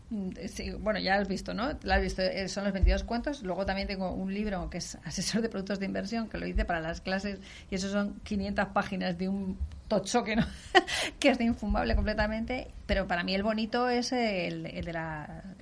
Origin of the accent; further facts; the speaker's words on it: Daganzo, Community of Madrid, Spain; O sea, lo tengo en alguna de mi pueblo, en alguna de Camarma, pero no.